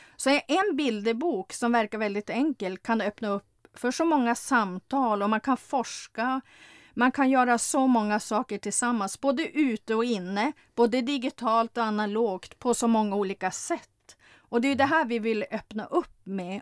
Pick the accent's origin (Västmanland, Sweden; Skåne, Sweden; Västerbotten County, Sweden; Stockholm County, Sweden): Västerbotten County, Sweden; Lövånger; jag kommer från norra Sverige, från Lövånger